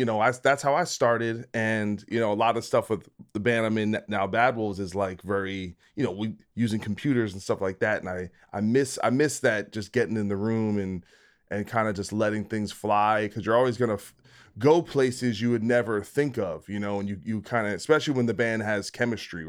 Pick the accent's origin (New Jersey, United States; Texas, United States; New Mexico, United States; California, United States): New Jersey, United States; I'm from Jersey.